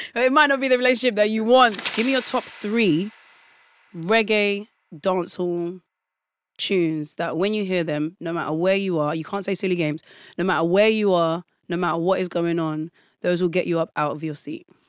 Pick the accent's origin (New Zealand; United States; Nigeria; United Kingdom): United Kingdom; London; growing up in London, I would say I'm going to a bashment party